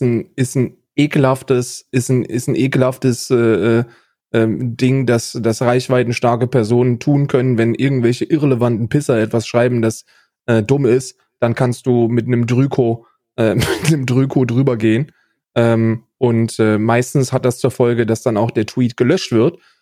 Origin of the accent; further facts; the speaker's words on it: Germany; moved away as an adult; now in Ireland; als Deutscher